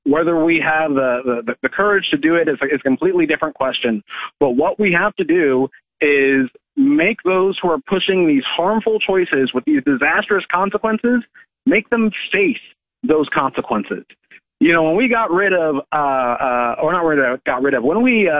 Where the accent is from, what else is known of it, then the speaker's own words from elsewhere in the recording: Kansas, United States; My state, my home state of Kansas